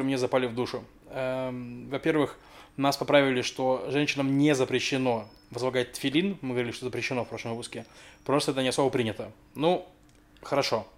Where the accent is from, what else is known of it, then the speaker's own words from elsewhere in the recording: Russia; moved away; я из России